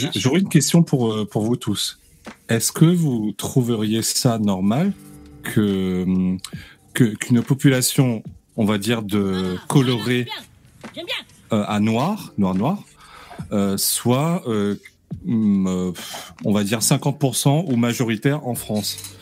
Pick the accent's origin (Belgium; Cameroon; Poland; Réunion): Réunion; je suis de la Réunion